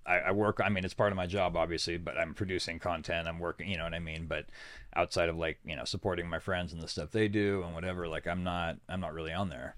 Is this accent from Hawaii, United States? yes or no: no; Sutter Buttes, California, United States; I was born in the smallest mountain range in the world, the Sutter Buttes.